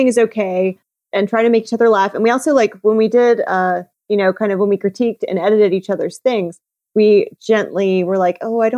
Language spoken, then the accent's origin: English; Georgia, United States; moved away; also born or lived in South Carolina / Florida; I'm from Georgia.